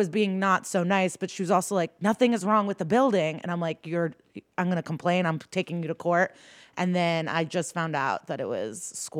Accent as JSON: {"language": "English", "town": "Skokie", "region": "Illinois", "country": "United States", "tie": "born or raised there", "moved": "yes", "said": "No, I'm from the Chicago suburbs."}